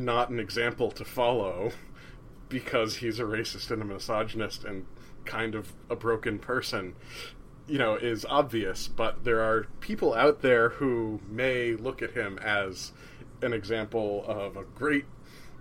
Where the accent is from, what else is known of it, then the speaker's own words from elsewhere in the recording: New Jersey, United States; I'm from New Jersey